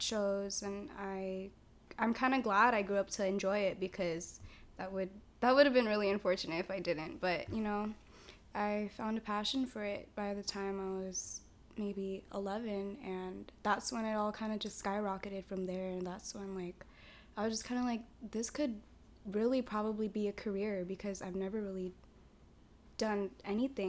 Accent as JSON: {"language": "English", "town": "Santa Clara", "region": "California", "country": "United States", "tie": "born or raised there", "said": "I was born in Santa Clara, in the Kaiser. Like, I've never really moved"}